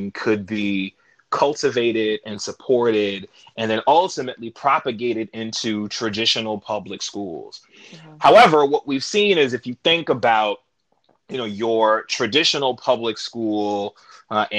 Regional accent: New York City, New York, United States; I'm from New York. I'm from Queens originally

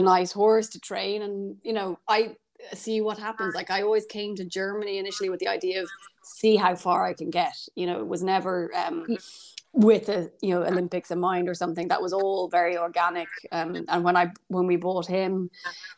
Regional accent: Kilteel, County Kildare, Ireland; I grew up in Kildare in Ireland, in a village called Kilteel. On the family farm.

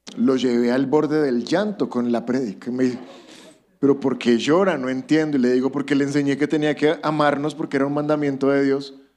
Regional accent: Colombia; somos colombianos

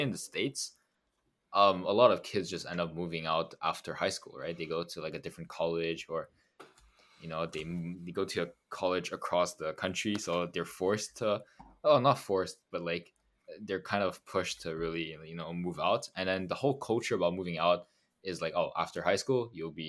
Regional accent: Montreal, Quebec, Canada; one school is in Montreal, is in like my hometown

